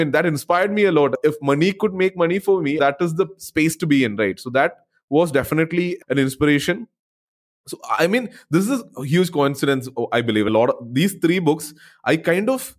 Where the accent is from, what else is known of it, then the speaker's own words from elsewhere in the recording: Kerala, India; also born or lived in Bangalore; I kind of moved back to my hometown after 7-8 years back in Kerala